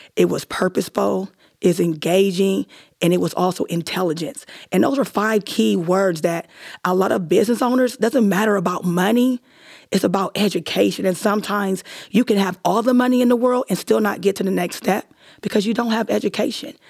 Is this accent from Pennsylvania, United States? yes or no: yes; Erie, Pennsylvania, United States; now in Columbus, United States; It was my hometown where I grew up